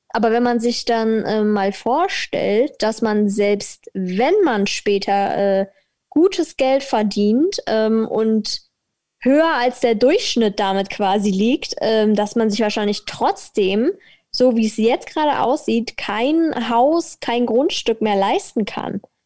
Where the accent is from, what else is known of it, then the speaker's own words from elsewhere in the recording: Berlin, Germany; als äh, Berlinerin